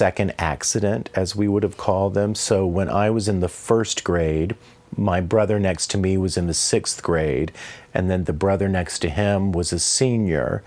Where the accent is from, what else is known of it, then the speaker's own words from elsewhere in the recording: Tallulah, Louisiana, United States; moved away; also born or lived in Vicksburg, Mississippi; Hometown was Tallulah, Louisiana